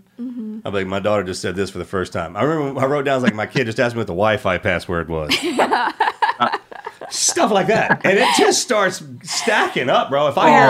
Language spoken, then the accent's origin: English; Texas, United States; Raised right in here in Texas, man.